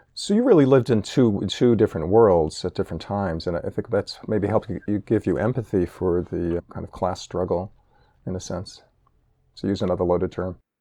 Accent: New York City, New York, United States; I grew up in New York City

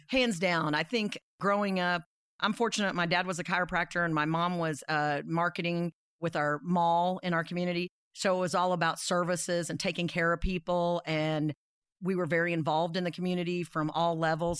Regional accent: Dodge City, Kansas, United States; also born or lived in Iowa; I was born in Iowa and grew up in Dodge City, Kansas.

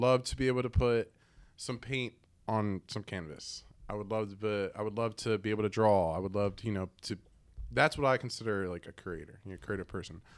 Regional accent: Allentown, Pennsylvania, United States; I grew up in Allentown

